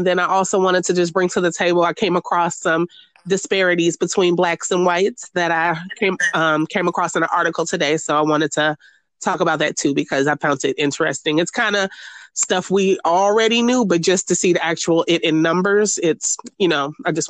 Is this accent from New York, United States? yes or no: no; Minneapolis, Minnesota, United States; moved away; the George Floyd killing in Minneapolis, back in my hometown.